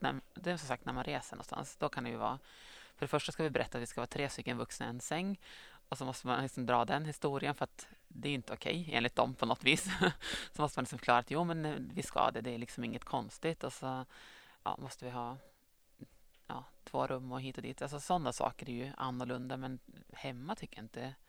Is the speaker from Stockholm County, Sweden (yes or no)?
no; Östersund, Jämtland, Sweden; moved away as an adult; also born or lived in Gothenburg; now in Strömsund, Sweden; jag kommer från Östersund men har bott sedan i Göteborg i några år innan jag flyttade tillbaka till